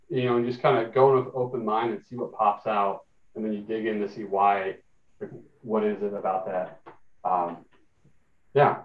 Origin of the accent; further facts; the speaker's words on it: Indiana, United States; now in Los Angeles, United States; growing up in Indiana where I grew up with less tolerant and open minds